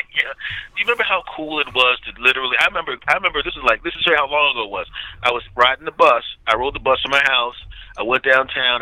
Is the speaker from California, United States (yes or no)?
no; Philadelphia, Pennsylvania, United States; moved away; my hometown of Philadelphia